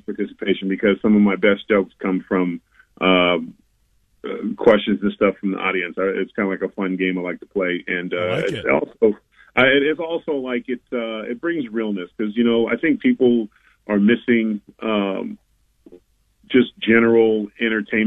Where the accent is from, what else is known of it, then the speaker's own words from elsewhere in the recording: Mandeville, Louisiana, United States; my hometown, I live in Mandeville, just outside of New Orleans.